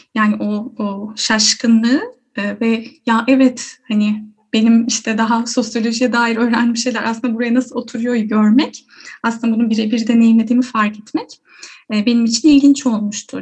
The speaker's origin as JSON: {"language": "Turkish", "region": "Yalova", "country": "Turkey", "tie": "born or raised there", "also_born_or_lived": "Istanbul", "said": "Yalova'lıyım diyebilirim. Ee, orada büyüdüm."}